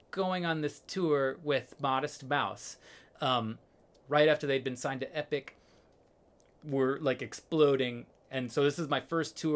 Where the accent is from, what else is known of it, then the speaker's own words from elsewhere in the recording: Illinois, United States; uh just outside of chicago